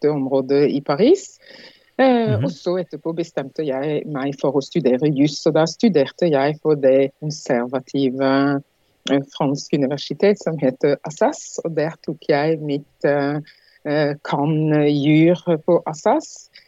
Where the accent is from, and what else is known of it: Martinique; Norwegian is a second language; moved away as an adult; also born or lived in France; now in Norway